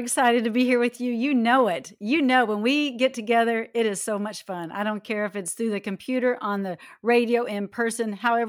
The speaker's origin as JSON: {"language": "English", "region": "Texas", "country": "United States", "tie": "born or raised there", "moved": "yes", "lives_now": "Midwest, United States", "said": "I grew up in Texas"}